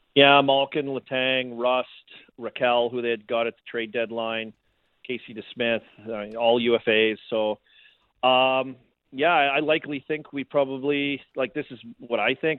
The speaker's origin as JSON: {"language": "English", "town": "Saskatoon", "region": "Saskatchewan", "country": "Canada", "moved": "yes", "said": "I'm from Saskatoon"}